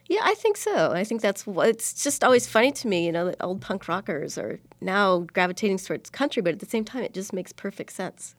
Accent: Springfield, Illinois, United States; moved away as an adult; also born or lived in Bloomington-Normal, Illinois / Chicago, Illinois / Seattle; now in Los Angeles, United States; originally I'm from Springfield, Illinois. I grew up there and I left at the age of seventeen to head off to college

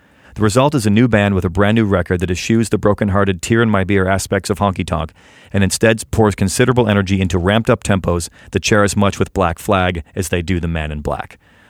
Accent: the North, United States; also born or lived in Huntsville, Alabama; I was actually born in the South, but I was raised completely Yankee in the North, and that's like I identify.

